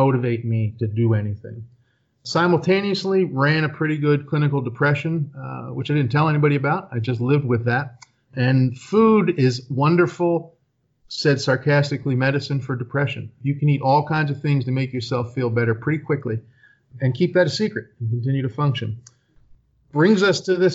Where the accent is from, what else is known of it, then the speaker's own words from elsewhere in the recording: Philadelphia, Pennsylvania, United States; now in Poconos, United States; I grew up in Philadelphia, Pennsylvania.